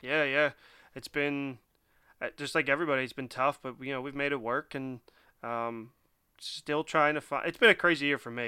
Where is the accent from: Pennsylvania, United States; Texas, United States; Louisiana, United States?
Pennsylvania, United States; Philadelphia; I am born and raised in Philly and just recently moved out of Philly.